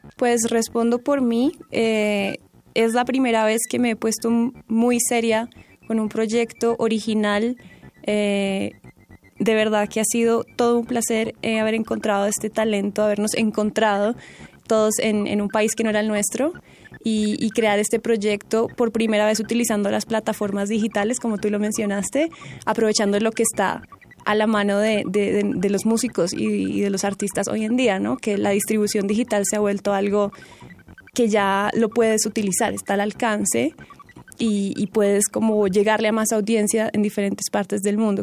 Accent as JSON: {"language": "Spanish", "town": "Palmira", "region": "Valle del Cauca", "country": "Colombia", "moved": "yes", "said": "yo vengo de otra región que se llama el Valle del Cauca, una ciudad que se llama Palmira, que está cerca de Cali"}